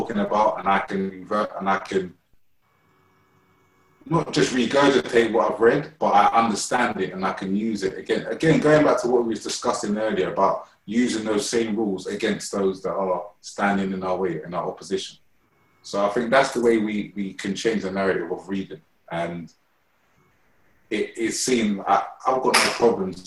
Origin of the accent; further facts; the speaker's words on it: London, United Kingdom; I'm from Shepherd's Bush, and I used to always, like, my parents, well, my mum used to always take me to Shepherd's Bush Library every weekend